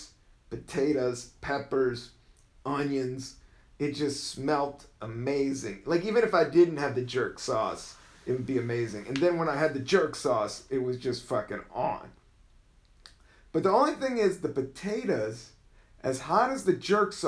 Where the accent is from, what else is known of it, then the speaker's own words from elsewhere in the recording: the South, United States; I am from the South